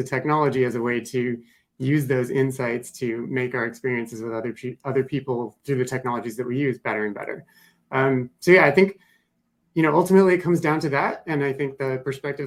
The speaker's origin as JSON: {"language": "English", "region": "North Dakota", "country": "United States", "tie": "born or raised there", "said": "I grew up in North Dakota"}